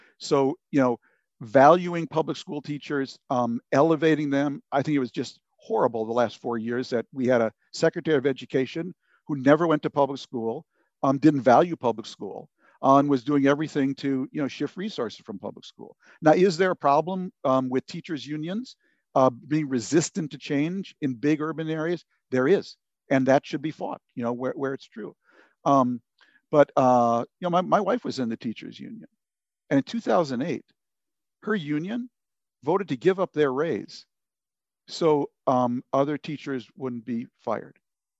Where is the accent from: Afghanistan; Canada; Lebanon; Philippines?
Lebanon; that's why we wanted to send our kids to public school, because we grew up in Lebanon, basically, a place where everyone sent their kids to their own confessional school